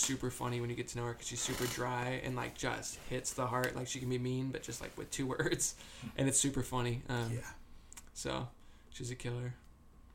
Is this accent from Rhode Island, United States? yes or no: yes; Rhode Island, United States; moved away; also born or lived in Massachusetts; I'm essentially from Rhode Island